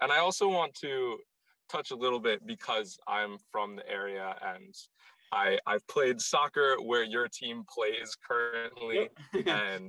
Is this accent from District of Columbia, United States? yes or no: yes; Washington, District of Columbia, United States; I am also from Washington, D.C.